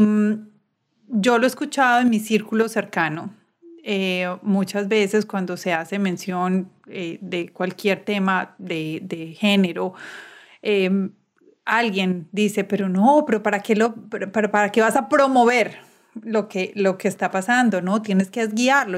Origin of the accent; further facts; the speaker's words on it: Medellín, Antioquia, Colombia; Soy, de Medellín y casi todos los colegios son católicos